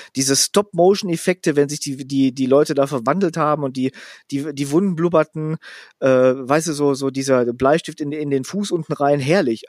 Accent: Gelsenkirchen, North Rhine-Westphalia, Germany; ich bin ja aufgewachsen in Schaffrath. Das ist so ein Vorort von einem Vorort von Buhr, was ein Teil von Gelsenkirchen ist.

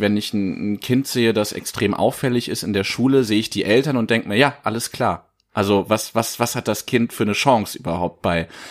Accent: Giessen, Hesse, Germany; meine Heimatstadt Gießen

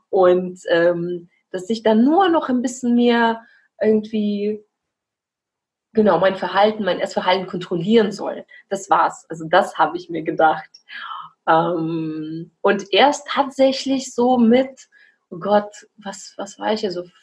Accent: Belarus; now in Germany; ich komme aus Weißrussland und bin jetzt seit fast acht Jahren hier in Deutschland.

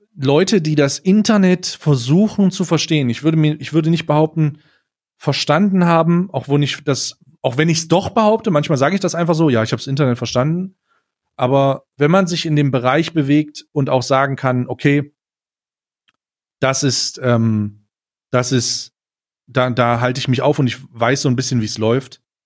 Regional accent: Magdeburg, Saxony-Anhalt, Germany; moved away; ich komme äh, ursprünglich äh, aus Magdeburg

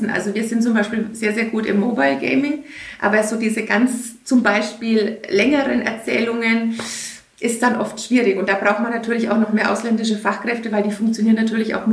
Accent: Cologne, North Rhine-Westphalia, Germany; ich komme komm aus Köln, das ist ganz schrecklich.

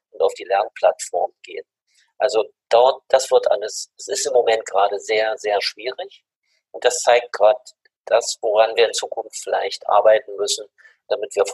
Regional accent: Germany; Sag ich, ja, ich komme aus Deutschland, aus Europa.

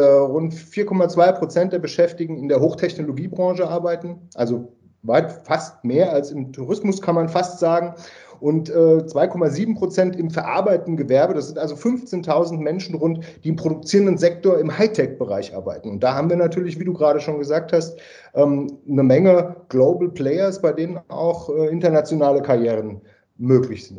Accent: Frankfurt am Main, Hesse, Germany; now in Carinthia, Austria; ich bin ursprünglich äh, aus Deutschland, Frankfurt am Main

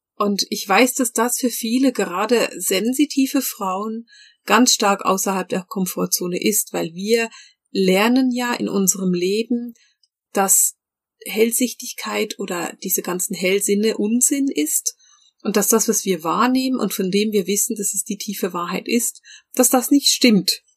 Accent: Bern, Switzerland; ich bin ja in Bern groß geworden

